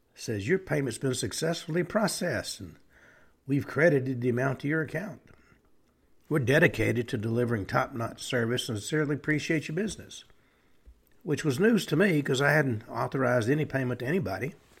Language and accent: English; Tennessee, United States; now in El Paso, United States; I grew up in Tennessee